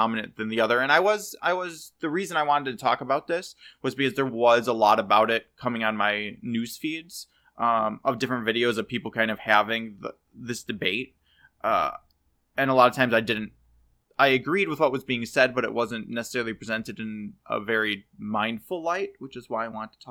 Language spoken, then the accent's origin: English; United States; I don't feel pride in being an American, like having been born here.